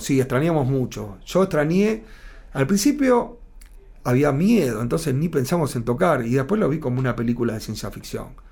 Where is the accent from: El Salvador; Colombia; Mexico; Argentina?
Argentina; ya somos argentinos nosotros